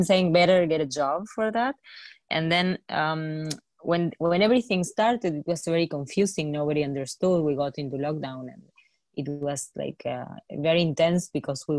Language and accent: English; Argentina; growing up in Argentina, we faced so many crises